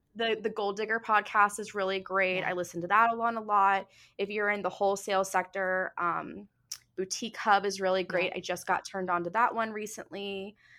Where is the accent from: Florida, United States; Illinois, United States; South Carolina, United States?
Florida, United States; Jupiter; I grew up in Jupiter, which is like preppy, you know, capital of the world